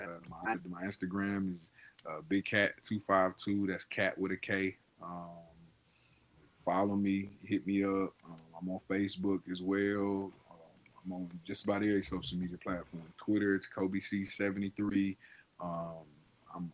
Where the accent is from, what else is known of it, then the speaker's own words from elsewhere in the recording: Tarboro, North Carolina, United States; my hometown.